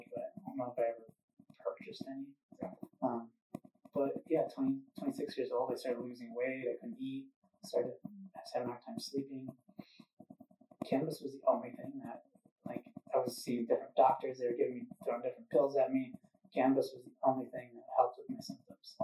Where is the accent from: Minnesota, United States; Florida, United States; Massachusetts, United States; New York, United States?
Minnesota, United States; moved away as an adult; now in Southern California, United States; I grew up in Minnesota